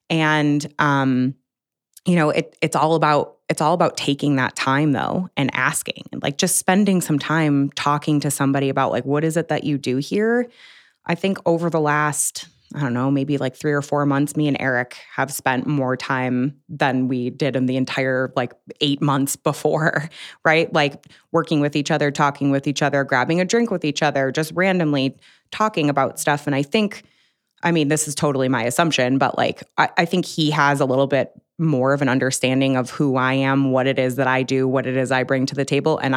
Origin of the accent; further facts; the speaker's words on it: Buffalo, New York, United States; I mean I'm from Buffalo.